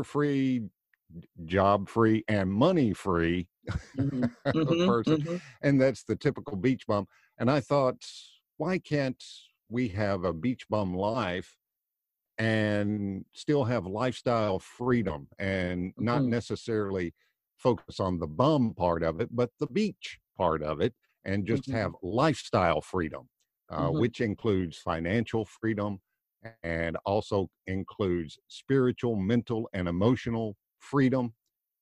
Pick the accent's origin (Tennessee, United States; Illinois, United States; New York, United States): Tennessee, United States; moved away as an adult; now in Florida, United States; I'm originally from Tennessee, now living in Florida